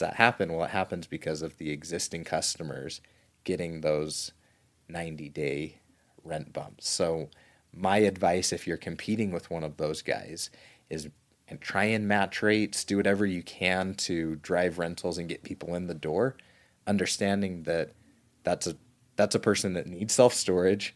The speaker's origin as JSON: {"language": "English", "region": "Southern Utah", "country": "United States", "tie": "born or raised there", "said": "little kid growing up in Southern Utah"}